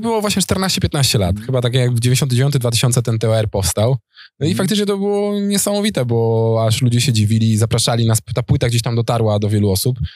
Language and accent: Polish; Opoczno, Łódź Voivodeship, Poland; also born or lived in Warsaw; now in Tomaszów Mazowiecki, Poland; sam jestem z Opoczna